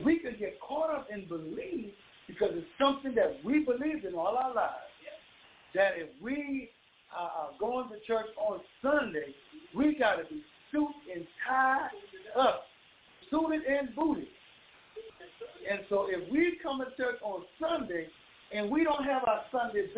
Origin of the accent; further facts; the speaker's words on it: Bahamas; moved away; I'm born and raised in the Bahamas